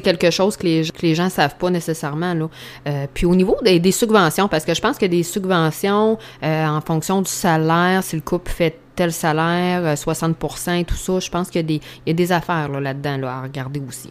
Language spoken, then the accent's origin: French; Saint-Pamphile, Quebec, Canada; je suis de Bellechasse, là, Saint-Pamphile